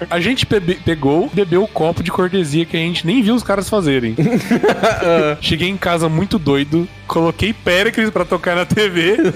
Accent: Votuporanga, São Paulo, Brazil; tenho 23 anos. Porra, faz tempo, hein? e sou da cidade de Votuporanga.

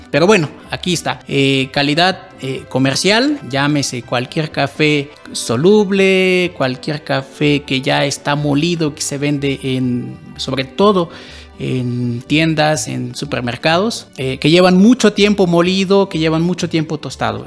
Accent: Tumbalá, Chiapas, Mexico; now in Mexico City, Mexico; de donde yo vengo, yo soy de Chiapas, eh, de un municipio que se llama Tumbala, ahí se produce café.

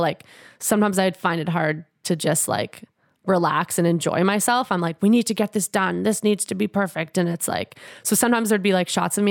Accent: Edmonton, Alberta, Canada; moved away as an adult; now in Winnipeg, Canada; I grew up in Edmonton, but I did live in Winnipeg for a couple years when I was in grade two and three

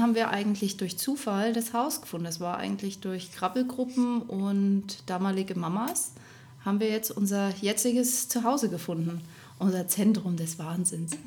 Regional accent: Rosenheim, Bavaria, Germany; also born or lived in Erfurt, Thuringia; now in Upper Palatinate, Germany; ich komme gebürtig aus Thüringen, aus Erfurt, bin aber in meiner Kindheit nach Rosenheim gezogen, also Richtung Oberbayern

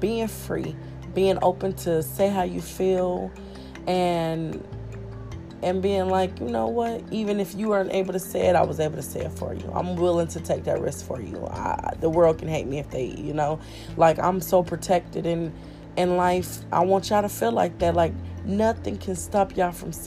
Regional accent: Kansas City, Kansas, United States; moved away; I born and raised in Kansas City, Kansas, Wyandotte County.

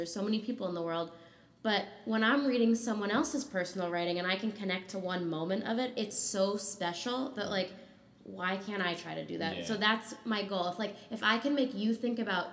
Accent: New York City, New York, United States; moved away as an adult; now in Boston, United States; born and raised in New York City

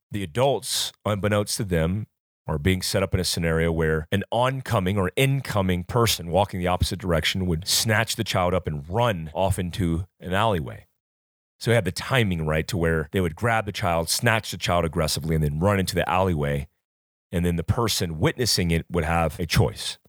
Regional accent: Fayetteville, North Carolina, United States; also born or lived in Florida; when I was raised growing up in North Carolina and Florida, I was taught from a very young age

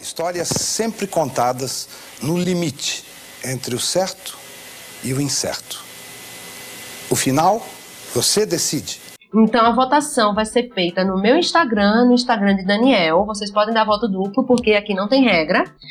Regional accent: Simão Dias, Sergipe, Brazil; moved away; also born or lived in Aracaju; Eu nasci em Aracaju, para quem não sabe, mas fui criada em Simão Dias.

